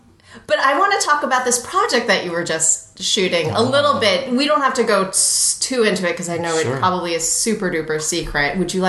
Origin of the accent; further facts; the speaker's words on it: East Coast, United States; moved away; also born or lived in Los Angeles; I was born and raised on the East Coast